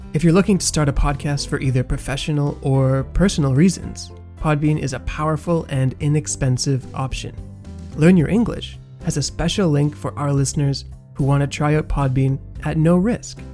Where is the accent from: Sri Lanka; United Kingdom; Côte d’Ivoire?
Côte d’Ivoire; I'm from Ivory Coast